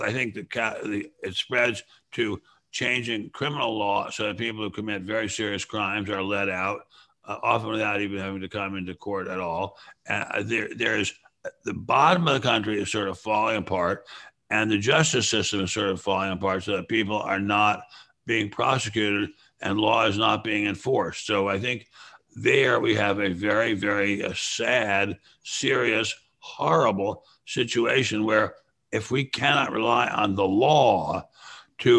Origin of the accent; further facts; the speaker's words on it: Washington, District of Columbia, United States; I grew up in Washington. I can remember when you could walk the streets of Georgetown at any hour